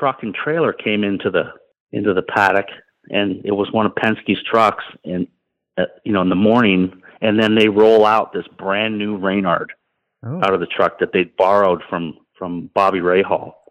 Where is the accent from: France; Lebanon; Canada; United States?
Canada; Toronto, Ontario; winning in my hometown race in Toronto